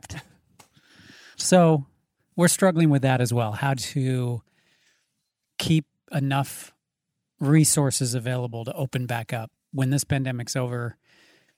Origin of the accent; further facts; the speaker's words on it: Spokane, Washington, United States; Spokane seems super tame where I grew up